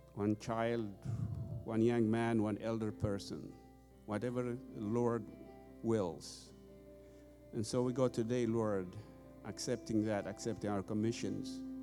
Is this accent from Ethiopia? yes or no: yes; Ethiopia; moved away as an adult; now in United States; I've been here in the U.S. 25 years, by the way. Originally, I'm from Ethiopia.